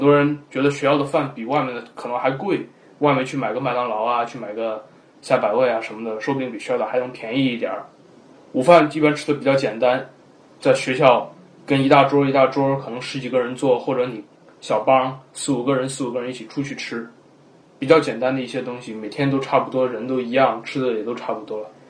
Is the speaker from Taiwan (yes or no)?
no; China; now in United States; 我们中国人